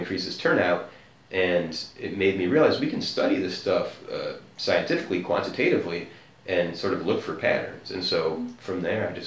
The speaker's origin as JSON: {"language": "English", "country": "United States", "said": "as an American"}